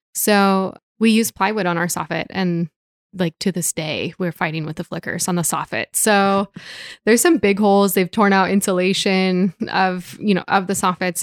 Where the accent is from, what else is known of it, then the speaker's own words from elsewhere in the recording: Portland, Oregon, United States; moved away as an adult; also born or lived in Singapore; now in Hood River, United States; I was born and raised in Portland too